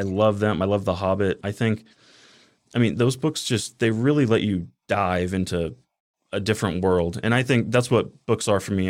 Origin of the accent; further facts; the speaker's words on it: Henderson, Nevada, United States; also born or lived in Boulder City; I grew up in Henderson my whole life